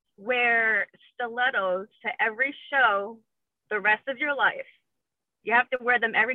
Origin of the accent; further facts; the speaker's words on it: Carteret, New Jersey, United States; now in Jacksonville, United States; Well, I'm originally from Carteret, New Jersey. So I'm a Jersey girl, born and raised.